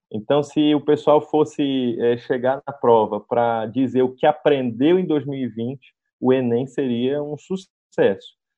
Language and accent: Portuguese; Amapá, Brazil; also born or lived in Nova Iguaçu, Rio de Janeiro; nasci em Nova Iguaçu, mas sou amapaense